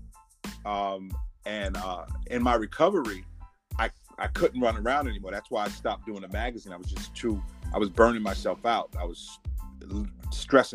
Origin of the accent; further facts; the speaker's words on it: New York City, New York, United States; also born or lived in Tunapuna, Trinidad and Tobago; I was born in Trinidad, but I have Bedford-Stuyvesant residency from day one. So I'm like a native Bedford-Stuyvesant person that was born on the island of Trinidad